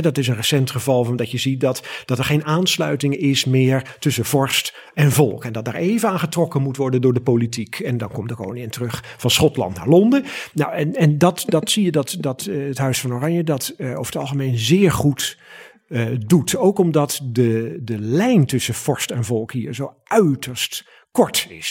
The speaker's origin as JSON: {"language": "Dutch", "country": "Netherlands", "said": "Wij zijn Hollanders van de menselijke maat, de menselijke schaal"}